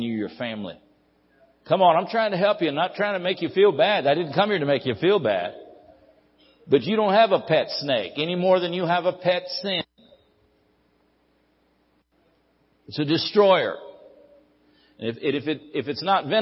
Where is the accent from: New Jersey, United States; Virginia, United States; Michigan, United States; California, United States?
California, United States; Ridgecrest; I was born and raised over here in Ridgecrest